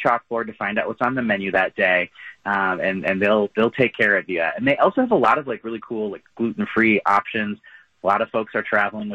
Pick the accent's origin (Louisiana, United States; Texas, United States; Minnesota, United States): Minnesota, United States; now in Wisconsin, United States; I was born in Wisconsin and grew up in Minnesota